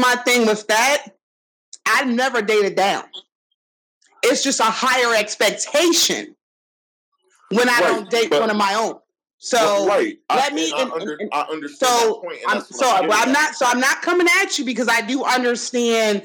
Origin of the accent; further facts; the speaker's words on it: New Jersey, United States; also born or lived in Atlantic City / Ventnor; I'm from Jersey